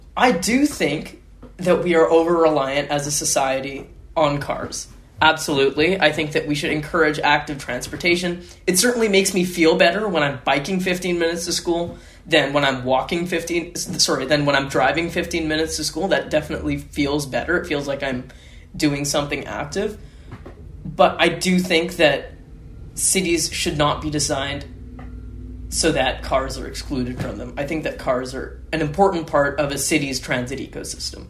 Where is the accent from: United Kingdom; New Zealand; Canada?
Canada; Winnipeg, Manitoba; I am from Winnipeg, which is a very car driven, um, suburb centric sort of city.